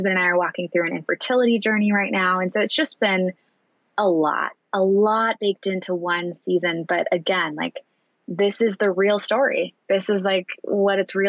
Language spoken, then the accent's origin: English; Annapolis, Maryland, United States; now in San Francisco, United States; my hometown of Annapolis